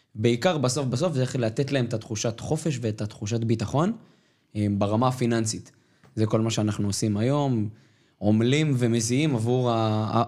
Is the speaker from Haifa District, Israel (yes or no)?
no; Ramat Gan, Tel Aviv District, Israel; נולדתי ברמת גן, וברמת גן יש חבר'ה שהם מבוססים